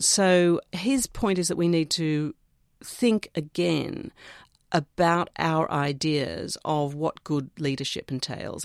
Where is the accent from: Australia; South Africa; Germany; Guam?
Australia; Growing up in Australia